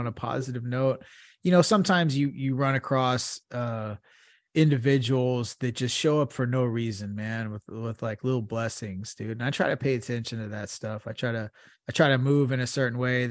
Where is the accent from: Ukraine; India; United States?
United States; I'm American